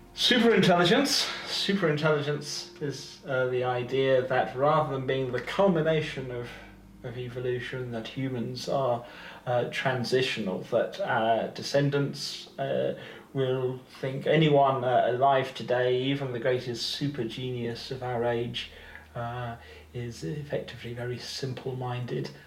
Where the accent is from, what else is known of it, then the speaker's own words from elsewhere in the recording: United Kingdom; I'm British